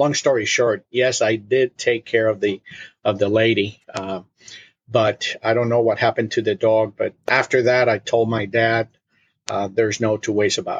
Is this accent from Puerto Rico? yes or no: yes; Puerto Rico; English is a second language; moved away as an adult; also born or lived in Munich, Germany / Philadelphia / Indiana; now in Wisconsin, United States; And then we moved to Puerto Rico. And that's where I was raised